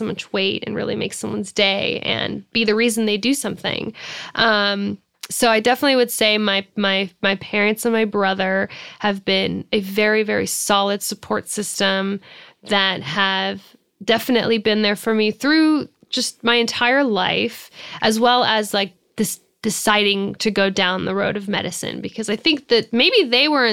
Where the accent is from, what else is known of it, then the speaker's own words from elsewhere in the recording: United States; I absolutely identify as an American